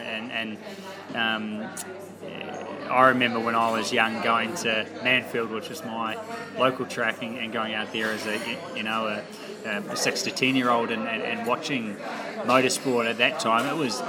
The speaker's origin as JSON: {"language": "English", "country": "New Zealand", "said": "Yeah, so I don't know what causes that, but I'm happy I'm a Kiwi."}